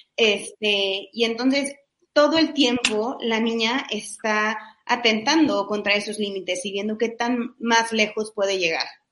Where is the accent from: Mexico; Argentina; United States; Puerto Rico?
Mexico; siendo mexicanos